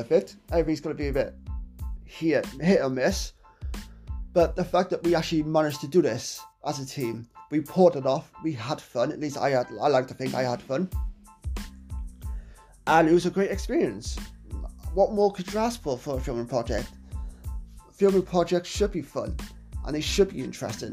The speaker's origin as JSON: {"language": "English", "region": "Wales", "country": "United Kingdom", "tie": "born or raised there", "said": "my hometown of Wales"}